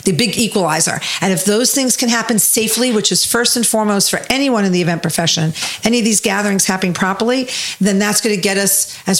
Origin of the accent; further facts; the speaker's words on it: New York City, New York, United States; I'm just from Brooklyn.